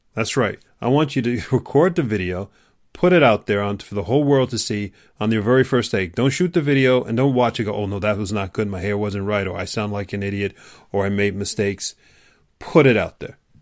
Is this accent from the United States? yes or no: yes; New York City, New York, United States; I grew up in New York City